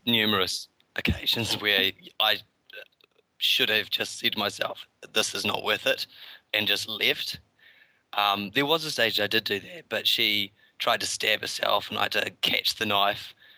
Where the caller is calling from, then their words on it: New Zealand; also born or lived in Christchurch; I'm calling from New Zealand, so it's pretty early in the morning.